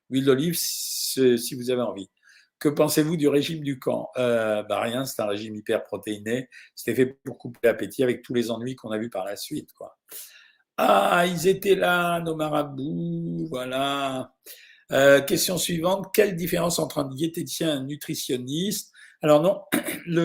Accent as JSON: {"language": "French", "town": "Lyon", "region": "Auvergne-Rhône-Alpes", "country": "France", "tie": "born or raised there", "lives_now": "Saint-François, Guadeloupe", "said": "je suis originaire de Montron, mais Lyon, mais j'habite jusqu'à mardi en Guadeloupe et Saint-François."}